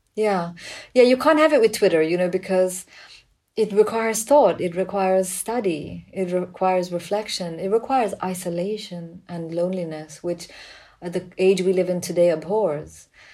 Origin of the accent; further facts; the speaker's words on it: Pakistan; growing up in Pakistan